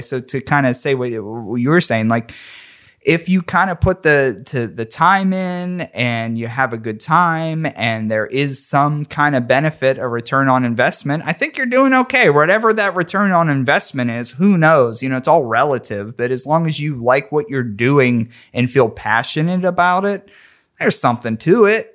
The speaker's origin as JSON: {"language": "English", "town": "McKeesport", "region": "Pennsylvania", "country": "United States", "tie": "born or raised there", "said": "I grew up in McKeesport, P"}